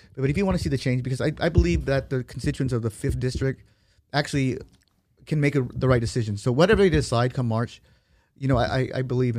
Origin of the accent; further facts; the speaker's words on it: Bakersfield, California, United States; I grew up right there in East Bakersfield, you know, born and raised in East Bakersfield, right there off of Oswald.